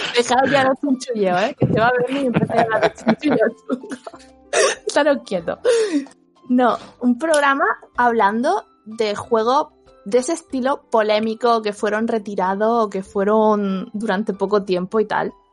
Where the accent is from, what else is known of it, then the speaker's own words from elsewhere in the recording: Spain; como española